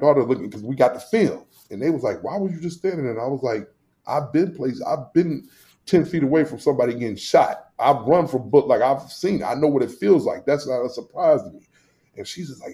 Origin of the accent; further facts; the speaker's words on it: St. Louis, Missouri, United States; now in Rochester, United States; I grew up in Northside St. Louis